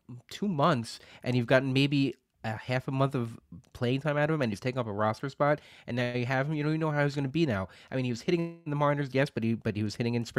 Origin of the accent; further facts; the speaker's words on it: New York, United States; those guys are actually homers. I'm from New York.